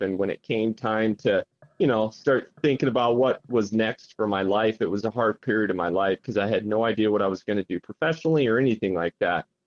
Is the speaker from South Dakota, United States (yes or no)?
yes; Sioux Falls, South Dakota, United States; I'm originally from Sioux Falls